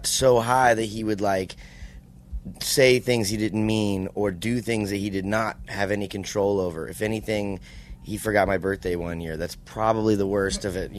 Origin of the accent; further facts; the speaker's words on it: East Coast, United States; I grew up on the East Coast.